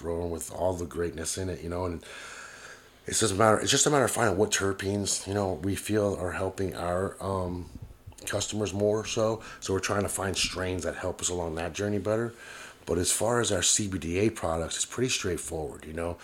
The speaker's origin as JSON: {"language": "English", "town": "Miami", "region": "Florida", "country": "United States", "said": "I'm from Miami"}